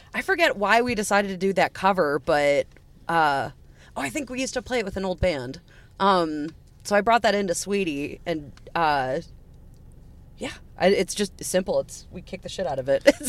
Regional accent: Wheaton, Illinois, United States; I was raised in Wheaton.

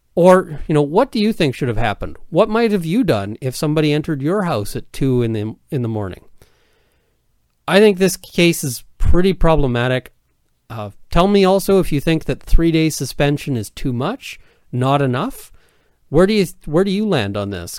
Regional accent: Canada

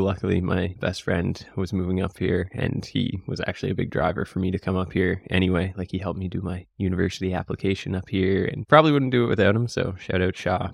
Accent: Cape Breton, Nova Scotia, Canada; I was born and bred here. We're currently in Halifax, but I grew up in Cape Breton

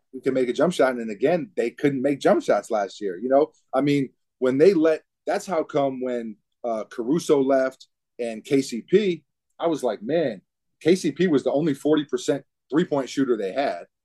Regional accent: New York City, New York, United States; growing up in New York City, basketball is such a huge part of the culture

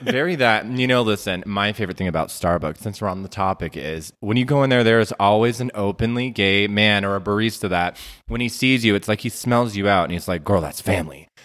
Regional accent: Las Vegas, Nevada, United States; I'm born and raised from Las Vegas, Nevada

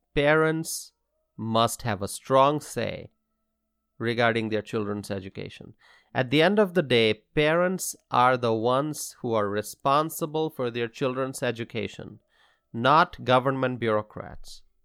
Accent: Dhaka, Dhaka Division, Bangladesh; now in Wisconsin, United States; I grew up in Bangladesh. I attended English medium schools. And growing up in the city of Dhaka

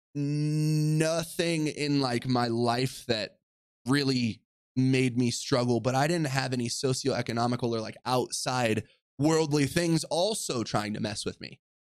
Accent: Orange County, California, United States; I grew up in Orange County, California, to a single mother

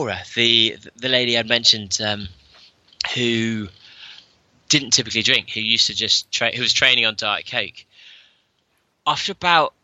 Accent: England, United Kingdom; Third English, which meant I qualified for the England team

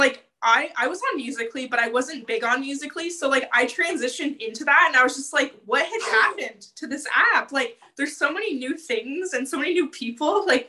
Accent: Ontario, Canada; I'm from Ontario

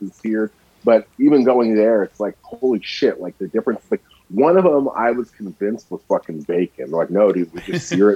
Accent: Napa, California, United States; also born or lived in Vallejo, California; I'm in Vallejo now. I grew up in Napa

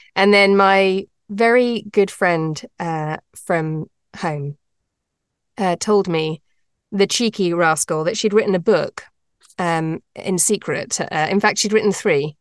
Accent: United Kingdom; moved away as an adult; also born or lived in London; now in North America; I am British, but I live in North America. And I actually used to be a lawyer in England, in London

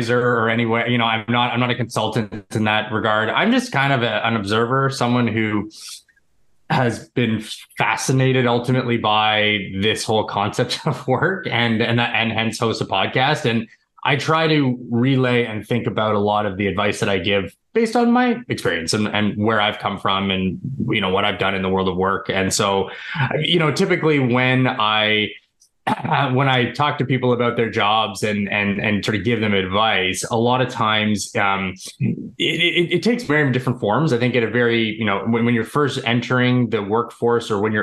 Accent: suburbs of Toronto, Ontario, Canada; I'm Canadian. I've always been living in the suburbs of Toronto where I was born and now live

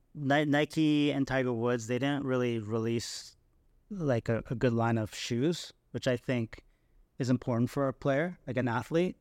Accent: Canada; being Canadian

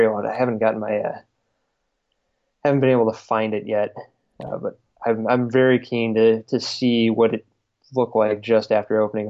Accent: Southeast Michigan, United States; moved away; where I grew up in the Midwest and Southeast Michigan

